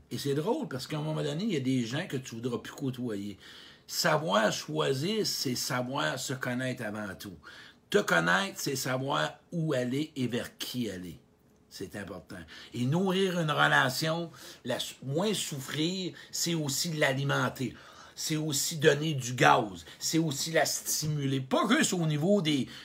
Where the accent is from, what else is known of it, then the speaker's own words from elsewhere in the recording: Quebec, Canada; un gars de la Beauce, écoute, je viens de la Beauce, j'en ai des frissons quand je vois un gars de la Beauce.